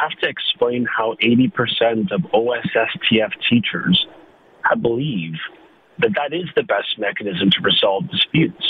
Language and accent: English; Canada; as a Canadian